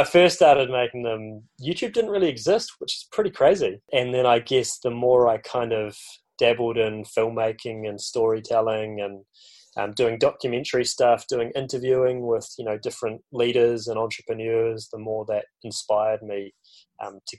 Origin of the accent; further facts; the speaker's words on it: Granity, West Coast, New Zealand; I grew up in the South Island of New Zealand, down on the West Coast, in a tiny little town called Granity